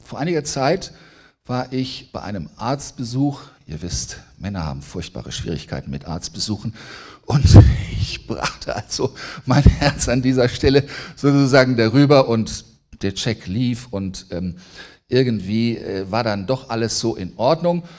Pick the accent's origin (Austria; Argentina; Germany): Germany; Braunschweig, Lower Saxony; ich komme aus Braunschweig, ich bin ein Niedersachse